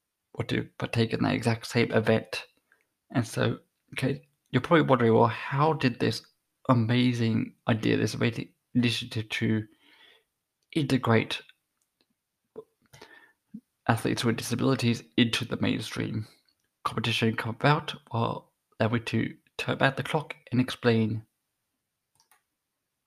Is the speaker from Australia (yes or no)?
yes; Australia; I'm an Australian